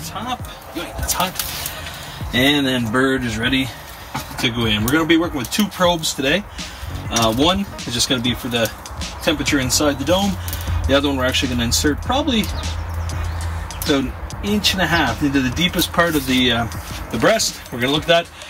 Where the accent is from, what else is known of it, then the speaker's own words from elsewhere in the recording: Prince Edward Island, Canada; now in Riverview, Canada; I grew up in Prince Edward Island. There's no bears on PEI.